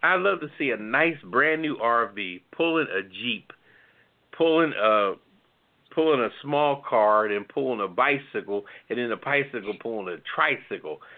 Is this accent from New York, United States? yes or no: no; Philadelphia, Pennsylvania, United States; Philadelphia's my hometown